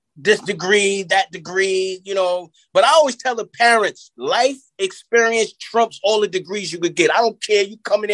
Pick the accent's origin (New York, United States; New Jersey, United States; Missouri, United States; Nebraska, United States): New York, United States; Yonkers; In my city, where I grew up at in Yonkers, New York